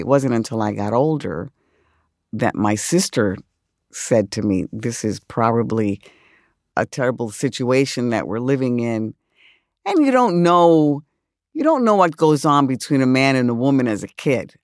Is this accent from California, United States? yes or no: no; New York City, New York, United States; I grew up in the South Bronx.